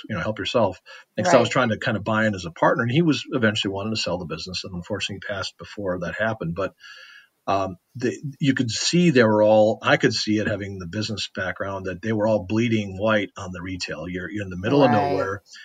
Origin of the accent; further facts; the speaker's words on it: Westby, Wisconsin, United States; I'm from Westby